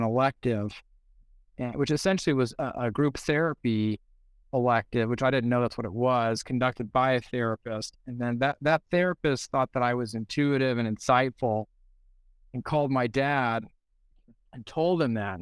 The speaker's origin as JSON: {"language": "English", "town": "San Pedro", "region": "California", "country": "United States", "said": "I'm from San Pedro, California."}